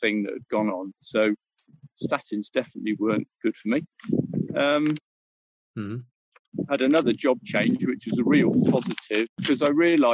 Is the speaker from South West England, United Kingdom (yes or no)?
yes; Plymouth, South West England, United Kingdom; moved away as an adult; also born or lived in Cyprus; now in Paignton, United Kingdom; And then we moved back to Devon. I'm from Plymouth originally.